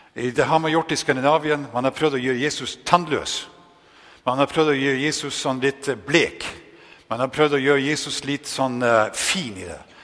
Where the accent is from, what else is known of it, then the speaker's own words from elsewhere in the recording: Northern Norway, Norway; accent: Northern Norwegian; moved away; also born or lived in Denmark; nesten helt ekstremt dialekt nordnorsk, fordi det er det eneste jeg har med meg